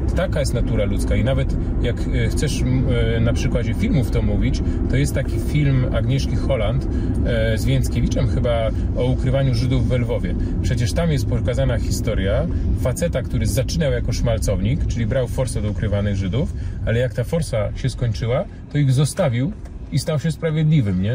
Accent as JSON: {"language": "Polish", "country": "Poland", "tie": "born or raised there", "said": "43 lata żyję w Polsce"}